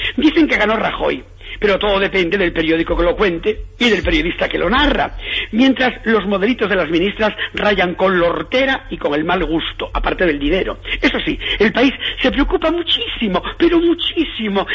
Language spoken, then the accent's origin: Spanish; Galicia, Spain; yo soy gallego